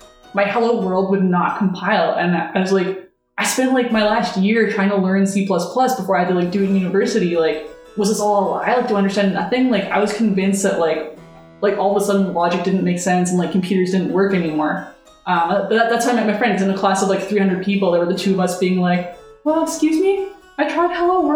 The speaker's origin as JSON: {"language": "English", "country": "Canada", "tie": "born or raised there", "said": "I grew up in Canada"}